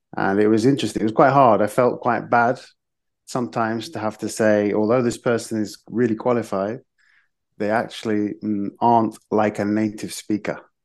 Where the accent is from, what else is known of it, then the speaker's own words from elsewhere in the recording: Nottingham, East Midlands, United Kingdom; moved away as an adult; also born or lived in Madrid / Zaragoza / Jerez de la Frontera; now in Seville, Spain; I was born in Nottingham in England. But my mum is Irish, so I have a dual nationality